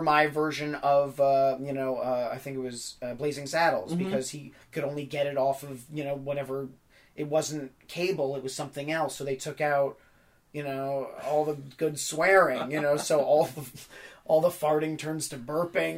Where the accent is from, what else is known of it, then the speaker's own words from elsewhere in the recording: New York City, New York, United States; I grew up in New York City